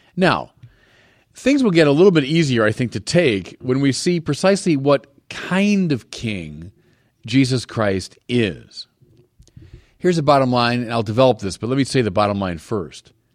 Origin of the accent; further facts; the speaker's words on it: United States; I'm an American